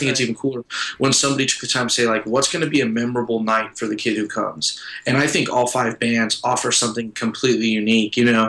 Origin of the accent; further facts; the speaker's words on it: Porterville, California, United States; moved away as an adult; also born or lived in San Diego, California; I was born and raised in Porterville